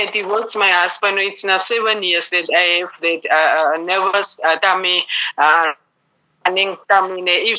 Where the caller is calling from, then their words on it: Namibia; I'm calling from Namibia